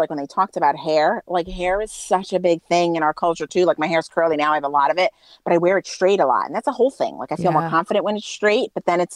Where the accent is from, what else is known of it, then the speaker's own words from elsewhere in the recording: New York City, New York, United States; I was born and raised in Brooklyn